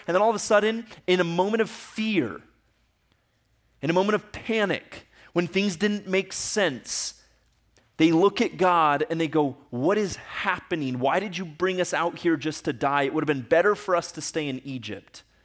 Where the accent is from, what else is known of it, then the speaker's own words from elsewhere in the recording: Ecuador; moved away; I grew up in Ecuador